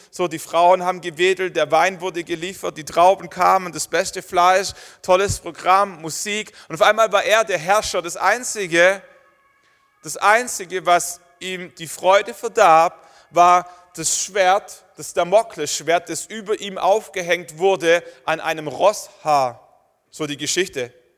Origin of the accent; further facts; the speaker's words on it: Germany; Wir sind Deutsche